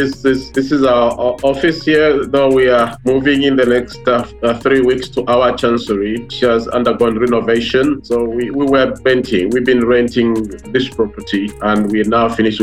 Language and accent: English; Zambia; moved away as an adult; also born or lived in Chikankata, Southern Province, Zambia / Mongu, Western Province, Zambia; now in Washington, D.C., United States; I grew up in Three Provinces. Early childhood, I spent it in Chikankata, where I'm born, the southern province of Zambia.